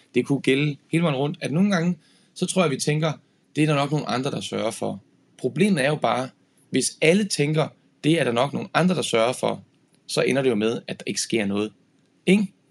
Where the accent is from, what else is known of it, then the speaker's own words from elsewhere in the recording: Horsens, Central Denmark Region, Denmark; i Horsens, hvor jeg er fra